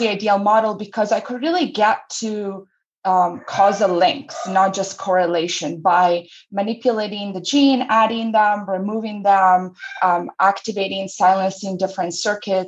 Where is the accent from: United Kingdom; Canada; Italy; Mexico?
Italy; moved away as an adult; also born or lived in New York / Michigan; now in United States; I grew up in Italy